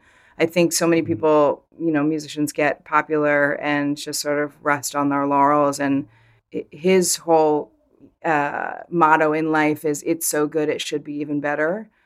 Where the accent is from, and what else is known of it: Vermont, United States; born or raised there